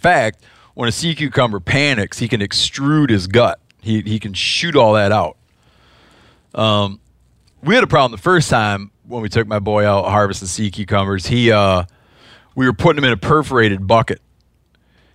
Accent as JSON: {"language": "English", "region": "Midwest", "country": "United States", "said": "I don't remember because I'm from the Midwest."}